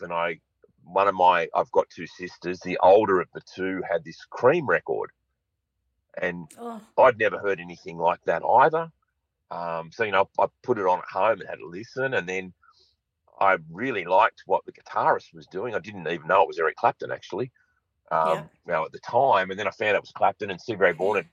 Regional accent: Sydney, New South Wales, Australia; I grew up in Sydney's North.

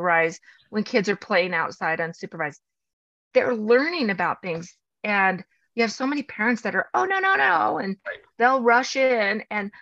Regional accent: Los Angeles, California, United States; I grew up in Los Angeles

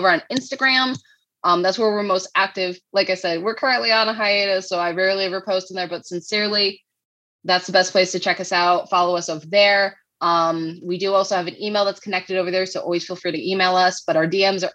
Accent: New England, United States; moved away as an adult; also born or lived in Midwest; And we're both from New England

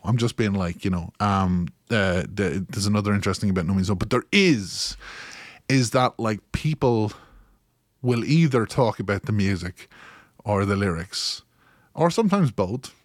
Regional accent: Kilkenny, Leinster, Ireland; you may notice by my tone of voice that I am from Kilkenny in Ireland

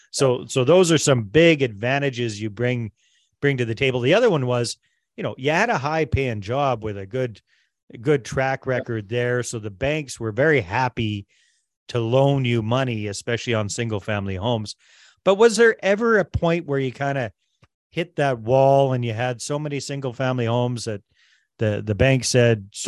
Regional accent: Canada; also born or lived in Costa Rica; I immigrated from Canada to Costa Rica and lived down there for 10 years.

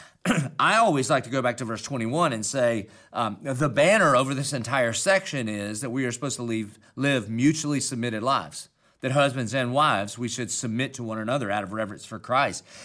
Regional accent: Dillon, South Carolina, United States; accent: Southern country; I obviously have a Southern country accent, and that's because I'm from Dillon, South Carolina

